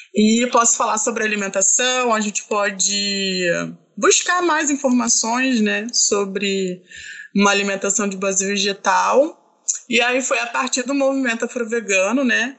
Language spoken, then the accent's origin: Portuguese; Baixada Fluminense, Rio de Janeiro, Brazil; eu sou da Baixada Fluminense